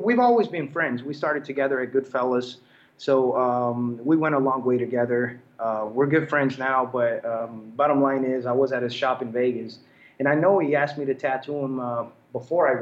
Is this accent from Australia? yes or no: no; Naples, Campania, Italy; I'm from Naples, Italy.